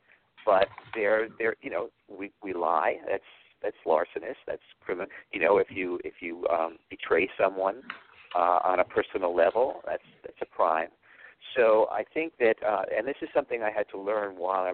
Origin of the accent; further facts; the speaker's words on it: New York City, New York, United States; when I was growing up and I grew up in New York, the only thing over here was rail yards and parking lots